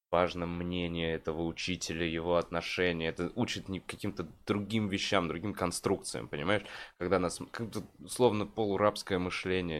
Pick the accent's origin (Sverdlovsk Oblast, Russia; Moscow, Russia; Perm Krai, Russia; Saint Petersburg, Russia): Moscow, Russia; я как москвич